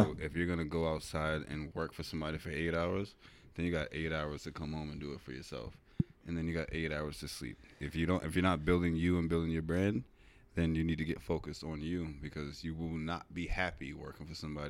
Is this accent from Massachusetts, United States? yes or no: yes; Weymouth, Massachusetts, United States; I'm from Weymouth.